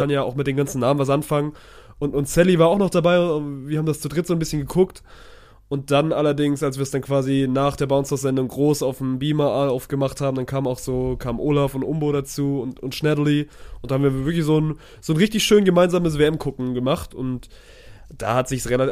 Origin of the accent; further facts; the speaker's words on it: Swabia, Baden-Württemberg, Germany; ich als Schwabe